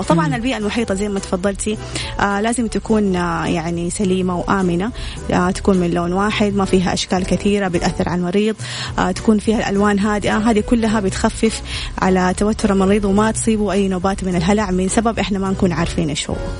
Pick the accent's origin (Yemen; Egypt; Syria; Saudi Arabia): Saudi Arabia; عندنا في السعودية